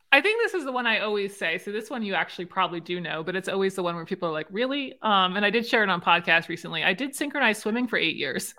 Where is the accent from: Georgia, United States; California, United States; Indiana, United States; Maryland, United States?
Maryland, United States; I'm from Maryland